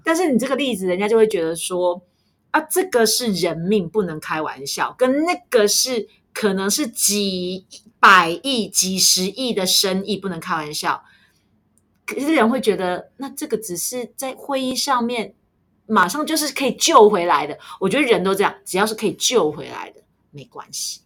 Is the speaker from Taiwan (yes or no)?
yes; Taiwan; 在台湾人的眼中，平常我们就有戴口罩的习惯